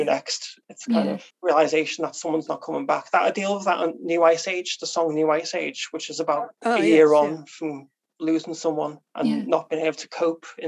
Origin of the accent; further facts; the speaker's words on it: Liverpool, North West England, United Kingdom; now in Crosby, United Kingdom; I'm actually from a place called Highton, which is the east of Liverpool